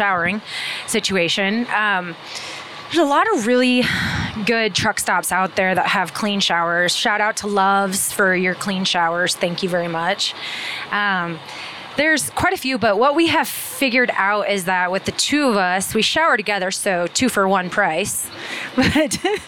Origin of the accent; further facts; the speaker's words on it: Midwest, United States; we're from the Midwest